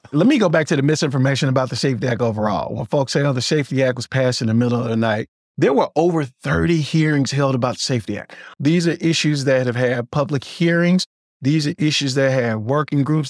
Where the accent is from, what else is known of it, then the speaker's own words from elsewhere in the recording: Mississippi, United States; now in Illinois, United States; I'm originally from Mississippi.